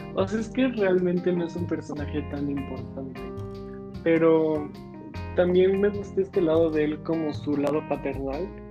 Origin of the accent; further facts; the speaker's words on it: Mexico; nosotros somos mexicanos